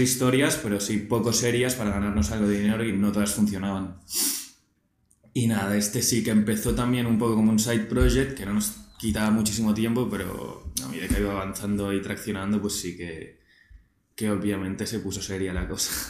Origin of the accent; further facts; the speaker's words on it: Barcelona, Catalonia, Spain; 24 eh, años de Barcelona de toda la vida